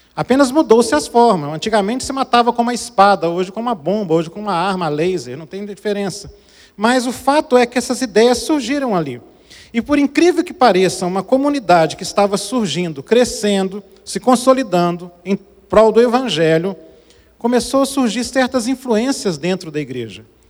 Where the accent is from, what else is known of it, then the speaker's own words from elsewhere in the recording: Brazil; Eu nasci no Brasil, mas meu coração é africano.